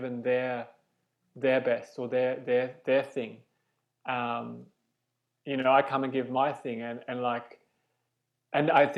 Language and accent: English; Australia; moved away as an adult; now in London, United Kingdom; I'm Australian. I came to London 11 years ago